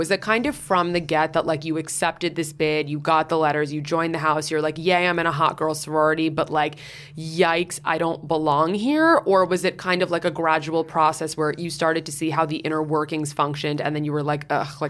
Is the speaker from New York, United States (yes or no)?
yes; New York, United States; you look beyond how I look and the fact that I was like from New York.